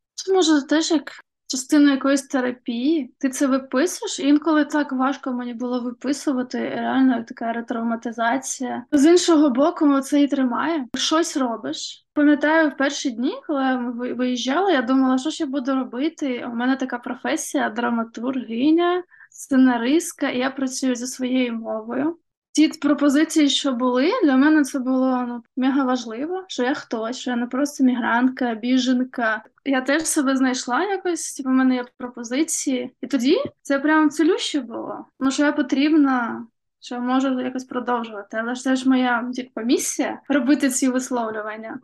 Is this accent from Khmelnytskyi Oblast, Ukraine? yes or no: no; Kherson, Kherson Oblast, Ukraine; Мій рідний Херсон е, теж потрапив в окупацію.